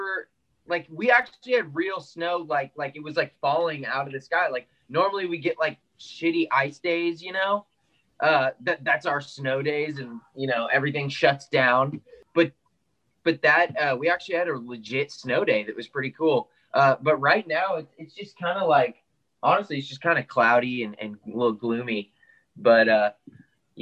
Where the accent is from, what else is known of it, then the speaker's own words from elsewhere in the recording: Austin, Texas, United States; also born or lived in Houston, Texas; technically I was born in Houston, but whenever I was like 2 years old, my family moved to Austin and we never left.